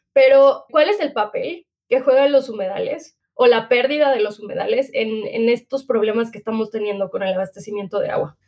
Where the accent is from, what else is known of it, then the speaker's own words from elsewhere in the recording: Toluca, State of Mexico, Mexico; yo crecí en Toluca, en Estado de México